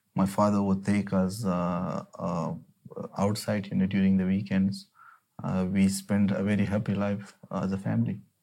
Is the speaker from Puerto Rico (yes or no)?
no; Afghanistan; now in United Kingdom; I'm from Afghanistan